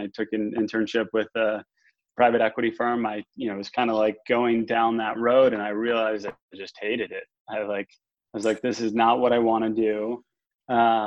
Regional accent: Northeast, United States; I grew up in the Northeast

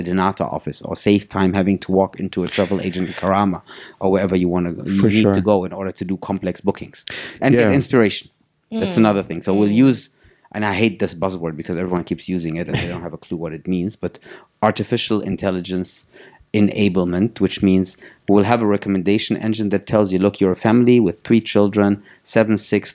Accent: Germany; moved away; I was born and raised in Germany. My parents are both Syrians, left Syria early on.

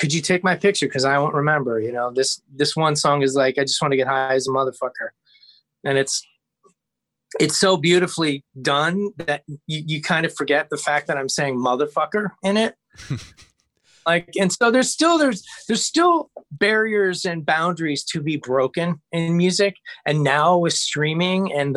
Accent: Ohio, United States; I'm from Ohio

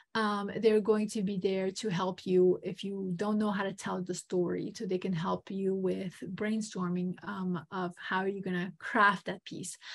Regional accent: Montenegro; moved away; I am um, originally from Montenegro.

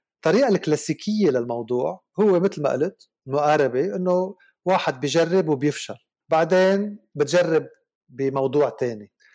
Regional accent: Lebanon; also born or lived in Switzerland / Canada; أنا لبناني بداية يعني نحن أنا لنبلش أنا لبناني

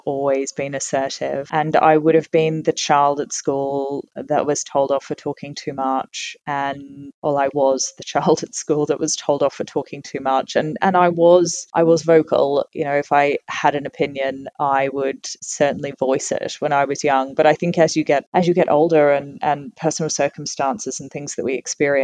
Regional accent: Tasmania, Australia; moved away as an adult; also born or lived in London, United Kingdom; now in Sydney, Australia; So I was born and raised in Tasmania. And I got on a plane and left when I was 18

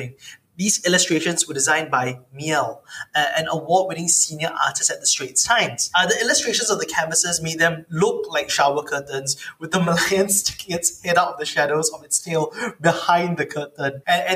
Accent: Singapore; as a Singaporean

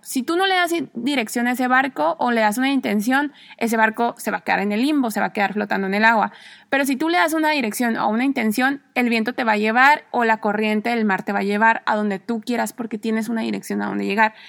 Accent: Mexico; moved away as an adult; also born or lived in Spain / Mexico City / Cuernavaca; soy mexicana

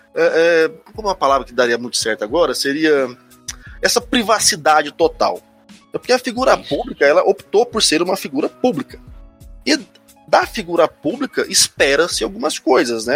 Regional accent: Goiânia, Goiás, Brazil; also born or lived in Lisbon; pessoal tem maneira de achar que eu sou de Brasília, não sei porquê, mas eu sou de Goiânia

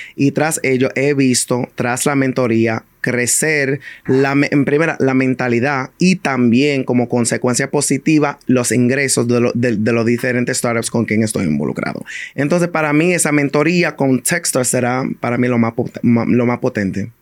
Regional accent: New York City, New York, United States; yo crecí, a mí me criaron en el Bronx

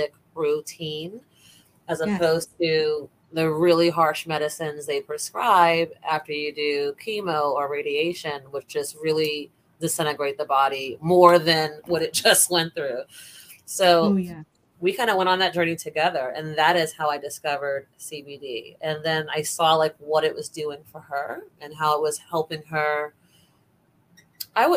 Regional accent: New York City, New York, United States; also born or lived in Bronx, New York; now in Orlando, United States; I was born in Bronx Lebanon Hospital, but raised in Brooklyn mainly.

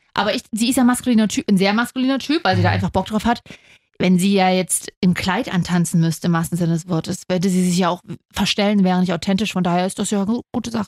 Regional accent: Leipzig, Saxony, Germany; Ich bin Leipzigerin

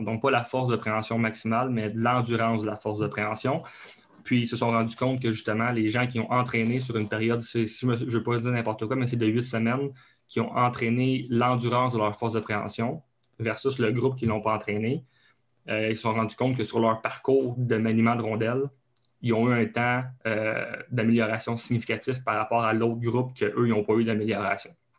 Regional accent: Abitibi, Quebec, Canada; accent: Québécois (Abitibi); moved away as an adult; now in Laval, Canada; je viens euh, du Canada, donc du Québec, euh, plus précisément en Abitibi. Donc, c'est un autre coche d'accent en plus. donc, je viens de là, j'ai grandi, j'ai grandi là.

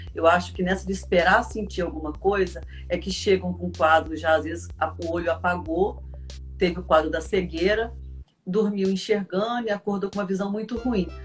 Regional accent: Volta Redonda, Rio de Janeiro, Brazil; eu sou de Volta Redonda, aqui no interior do estado do Rio

